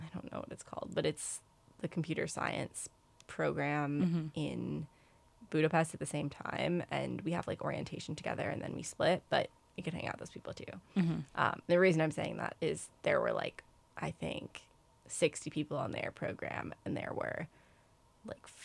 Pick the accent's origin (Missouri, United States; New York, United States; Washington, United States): New York, United States; I'm from New York, so I'm from a city